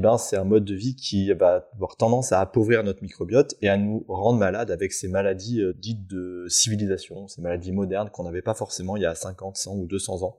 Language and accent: French; Auvergne-Rhône-Alpes, France; j'ai grandi en Auvergne, effectivement, au plein cœur de la, France, mhm. depuis tout petit